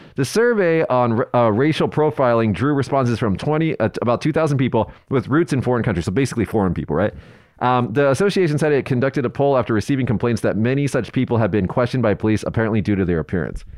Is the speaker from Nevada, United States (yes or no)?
yes; Las Vegas, Nevada, United States; I'm from Vegas